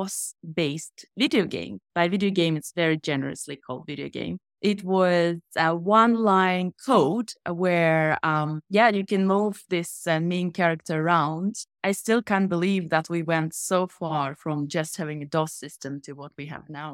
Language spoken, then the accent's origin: English; Helsinki, Uusimaa, Finland; I grew up in Helsinki, in Finland.